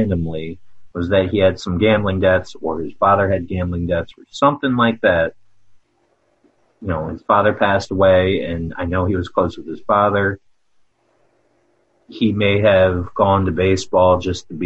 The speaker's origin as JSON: {"language": "English", "town": "Havre de Grace", "region": "Maryland", "country": "United States", "said": "I'm from Havre de Grace, Maryland."}